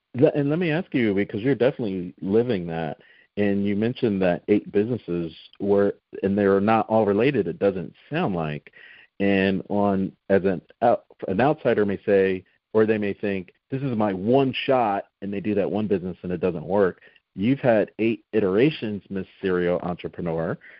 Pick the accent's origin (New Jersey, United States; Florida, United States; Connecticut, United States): New Jersey, United States; moved away; I'm originally from South Jersey